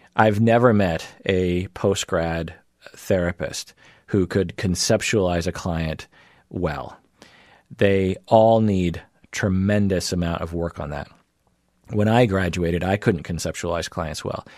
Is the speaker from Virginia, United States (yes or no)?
no; Seattle, Washington, United States; I grew up in the Seattle area and in the United States